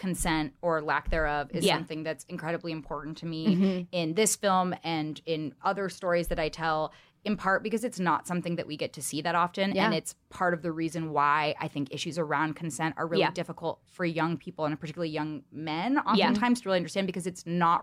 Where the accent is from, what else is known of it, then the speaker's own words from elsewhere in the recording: California, United States; growing up in California